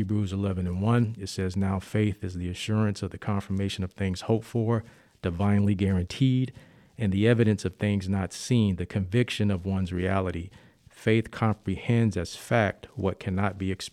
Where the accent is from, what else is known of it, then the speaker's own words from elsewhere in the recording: Oakland, California, United States; also born or lived in Richmond, Virginia / East Orange, New Jersey; been raised most of my life in Oakland